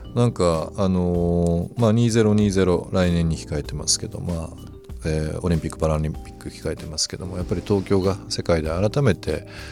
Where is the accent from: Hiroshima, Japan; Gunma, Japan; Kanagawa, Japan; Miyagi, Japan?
Hiroshima, Japan; 僕広島なんで